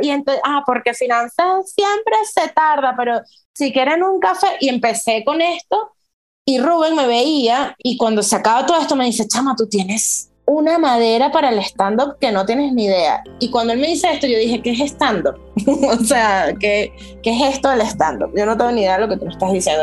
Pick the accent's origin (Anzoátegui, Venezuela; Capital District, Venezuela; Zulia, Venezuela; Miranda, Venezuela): Miranda, Venezuela; Los Teques; moved away as an adult; also born or lived in Caracas / Australia; now in Mexico; en Los Teques ahí nací yo